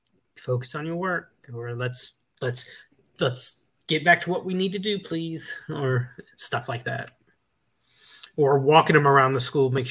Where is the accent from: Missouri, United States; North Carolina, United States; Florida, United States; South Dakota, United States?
Florida, United States; I'm from the Redneck Riviera, so.